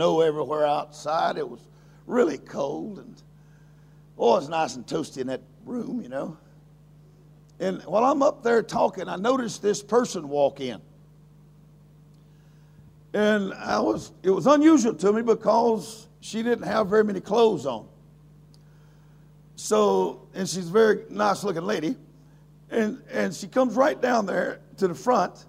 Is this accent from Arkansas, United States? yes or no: no; Louisiana, United States; I am a person from Louisiana